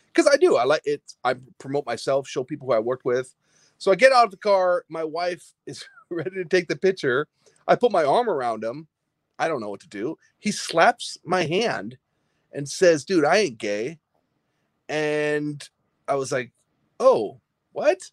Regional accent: Midwest, United States; growing up in the Midwest

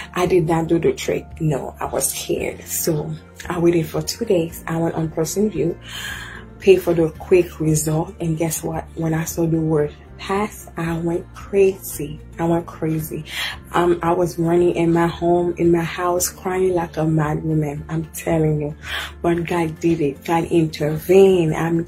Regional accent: Haiti; now in United States; I'm from Haiti. I've been here in the U.S. for 12 years

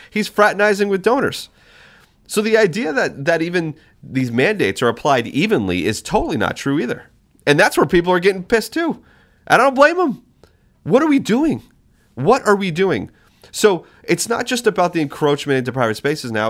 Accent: New Hampshire, United States; now in Alaska, United States; my home state, New Hampshire. Was my home state

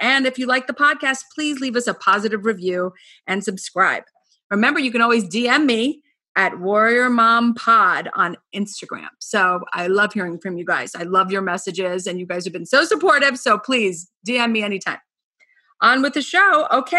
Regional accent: Scarsdale, New York, United States; I grew up in Scarsdale.

